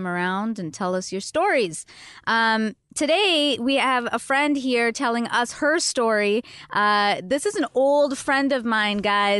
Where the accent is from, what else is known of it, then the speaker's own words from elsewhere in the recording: Canada; now in United States; because we're both Canadian